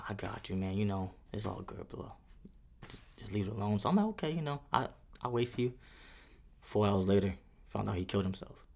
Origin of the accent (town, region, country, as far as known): New York City, New York, United States; born or raised there; moved away as an adult; now in Fort Campbell, Kentucky, United States